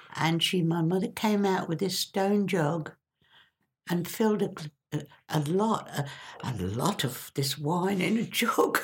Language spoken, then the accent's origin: English; Stilton, East of England, United Kingdom; moved away; I grew up in Stilton